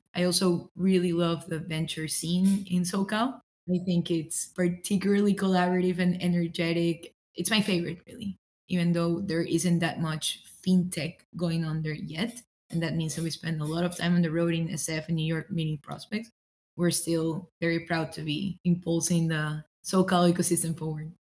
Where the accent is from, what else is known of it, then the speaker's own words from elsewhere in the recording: Ecuador; moved away as an adult; also born or lived in Philadelphia, United States; now in Southern California, United States; I'm originally from Ecuador. I was born and raised there in South America, came to the US as an international student to pursue my undergrad at UPenn